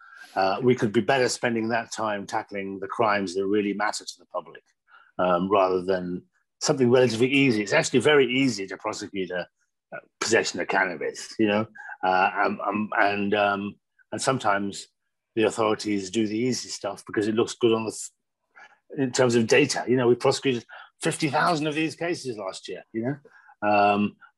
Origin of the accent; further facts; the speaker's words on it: Birmingham, West Midlands, United Kingdom; now in Manchester, United Kingdom; I grew up in Birmingham in the Midlands